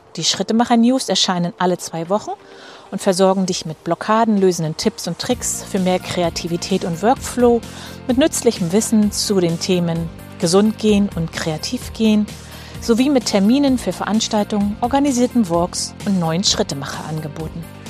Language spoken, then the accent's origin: German; Rostock, Mecklenburg-Vorpommern, Germany; meine Heimatstadt Rostock